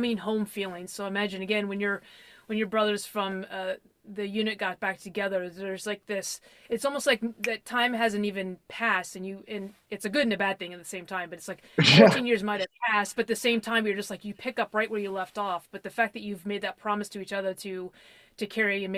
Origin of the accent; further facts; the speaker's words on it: Washington, District of Columbia, United States; I'm from DC